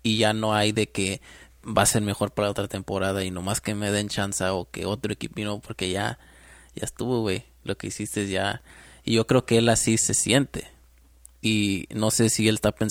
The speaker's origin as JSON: {"language": "Spanish", "country": "Mexico", "said": "Ah, siendo mexicano, eh, ver a México ganar un mundial"}